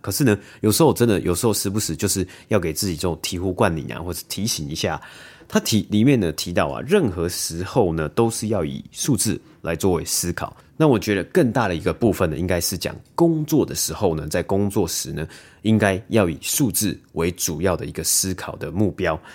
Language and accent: Chinese; Taiwan; 我们可能是在台湾长大嘛